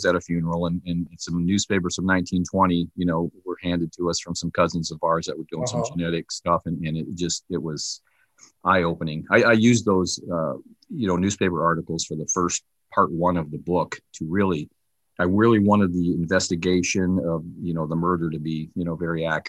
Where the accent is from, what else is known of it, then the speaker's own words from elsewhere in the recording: Canton, Ohio, United States; I was born in Canton, Ohio, so I do have some familiarity with that area.